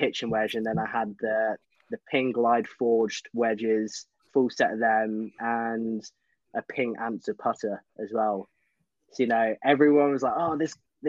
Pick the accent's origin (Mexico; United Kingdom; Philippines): United Kingdom; Peterborough, East of England; my hometown in Peterborough